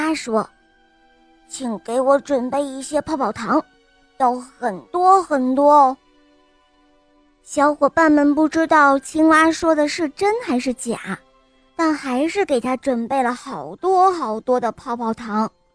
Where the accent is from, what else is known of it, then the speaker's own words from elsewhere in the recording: Dalian, Liaoning, China; 我来自大连